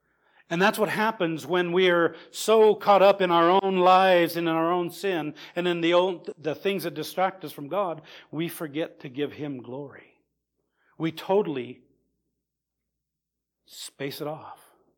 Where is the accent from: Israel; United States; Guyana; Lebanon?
Lebanon; Well, I'm from Lebanon, where we have those beautiful cedars.